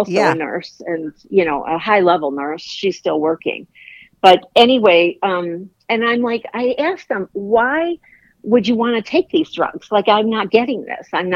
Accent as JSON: {"language": "English", "town": "Chicago", "region": "Illinois", "country": "United States", "also_born_or_lived": "Virginia", "moved": "yes", "lives_now": "Florida, United States", "said": "I'm from Chicago. I live in Florida"}